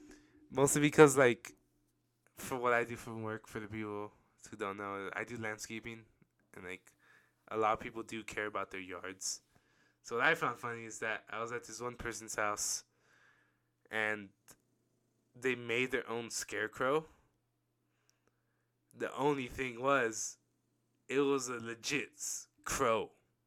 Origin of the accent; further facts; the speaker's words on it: Australia; I'm Aussie, and see you guys soon.